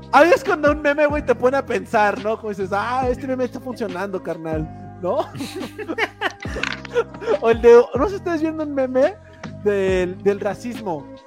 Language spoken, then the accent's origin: Spanish; Tlaxcala, Mexico; soy de Tlaxcala